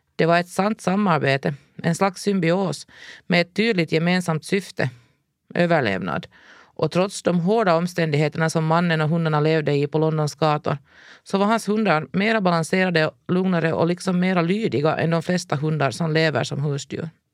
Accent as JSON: {"language": "Swedish", "town": "Ekenäs", "region": "Uusimaa", "country": "Finland", "tie": "born or raised there", "said": "vårt djurfria liv hemma i Ekenäs"}